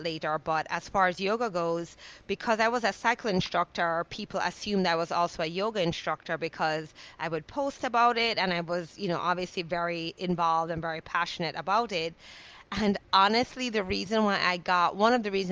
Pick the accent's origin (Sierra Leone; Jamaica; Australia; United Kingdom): Jamaica; moved away; I'm a island girl, I grew up in Jamaica